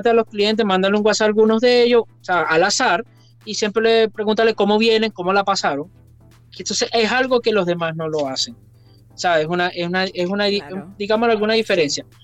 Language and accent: Spanish; Venezuela; moved away as an adult; la decisión cuando nos vinimos de Venezuela, la decisión cuando yo renuncié trabajando y todas esas cosas